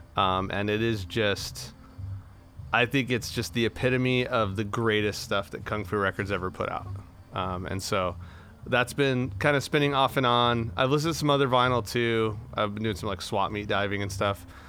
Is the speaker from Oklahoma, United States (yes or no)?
no; Imperial Valley, California, United States; where I grew up in the Imperial Valley